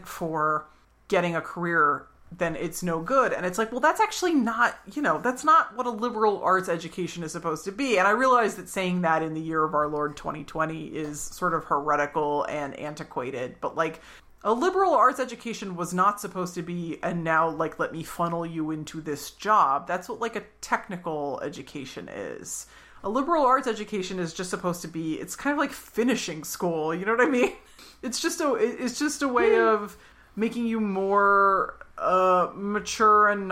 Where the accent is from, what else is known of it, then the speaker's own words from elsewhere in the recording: Philadelphia, Pennsylvania, United States; We're from Philadelphia.